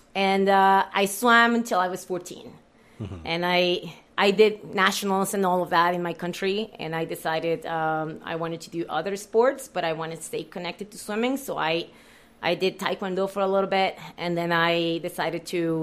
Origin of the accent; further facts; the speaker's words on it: Mexico; moved away as an adult; also born or lived in Hamilton, Ontario, Canada / Yukon, Canada; now in Fort St. John, Canada; I am originally from Mexico. I coached there for about 10 years